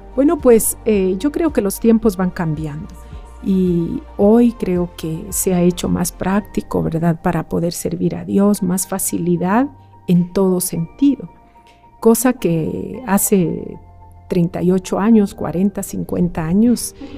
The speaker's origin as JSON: {"language": "Spanish", "region": "Quetzaltenango", "country": "Guatemala", "said": "no tengo familia en Quetzaltenango, de donde yo soy"}